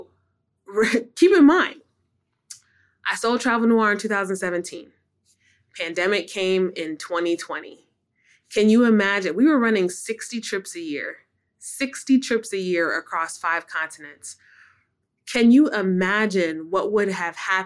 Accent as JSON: {"language": "English", "region": "Minnesota", "country": "United States", "tie": "born or raised there", "also_born_or_lived": "North Carolina", "moved": "yes", "said": "growing up in Minnesota"}